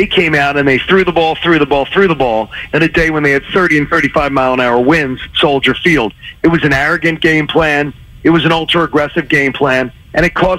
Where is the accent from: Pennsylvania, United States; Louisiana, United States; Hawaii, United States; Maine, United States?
Pennsylvania, United States; Philadelphia; born or raised there; moved away as an adult